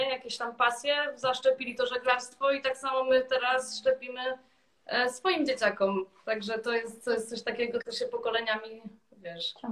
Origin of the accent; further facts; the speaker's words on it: southern Poland, Poland; Ja jestem z troszeczkę innego regionu, jestem z południa Polski i tam e, to żeglarstwo nie jest takie zakorzenione jak tutaj na północy